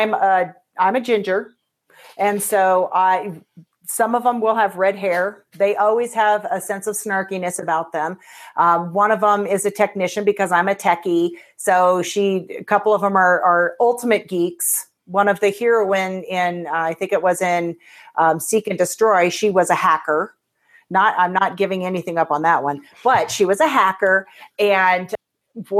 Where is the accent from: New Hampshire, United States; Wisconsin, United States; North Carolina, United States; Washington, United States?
Washington, United States; Seattle; I grew up in Seattle